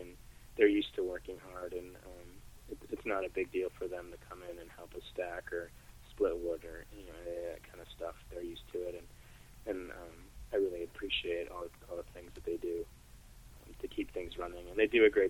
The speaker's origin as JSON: {"language": "English", "region": "Wisconsin", "country": "United States", "tie": "born or raised there", "moved": "yes", "lives_now": "Corning, United States", "said": "I grew up in Wisconsin"}